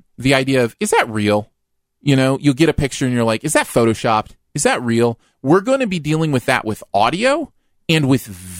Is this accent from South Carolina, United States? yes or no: no; Ohio, United States; when I was a kid growing up in Ohio.